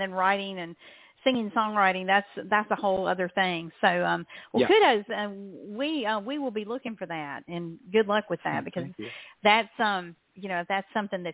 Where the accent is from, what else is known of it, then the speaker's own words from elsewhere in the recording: the South, United States; as a Southerner